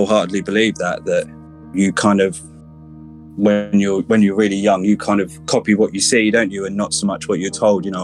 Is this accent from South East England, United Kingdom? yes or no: no; Ipswich, East of England, United Kingdom; I'm originally from Ipswich, a town in Suffolk, which is in the sort of east of England, southeast, about an hour away from London on a train. I grew up here